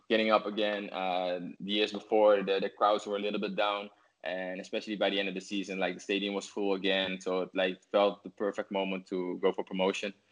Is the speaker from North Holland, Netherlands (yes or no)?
no; 's-Hertogenbosch, North Brabant, Netherlands; English is a second language; So I went back to my hometown, uh, Den Bosch, uh, who didn't had a really good start but we had an amazing season there.